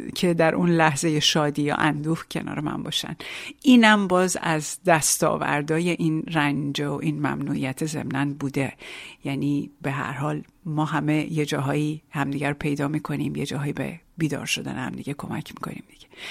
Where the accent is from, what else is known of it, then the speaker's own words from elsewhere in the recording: Iran; moved away as an adult; now in France; آنچه که در ایران داشتم